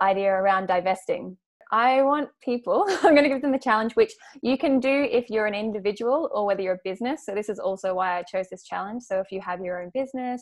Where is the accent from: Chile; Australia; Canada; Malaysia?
Australia; as an Australian with our passport